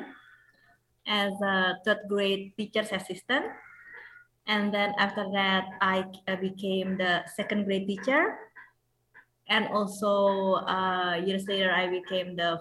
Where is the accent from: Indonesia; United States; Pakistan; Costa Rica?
Indonesia; first language Indonesian; English is a second language; Jakarta is our capital city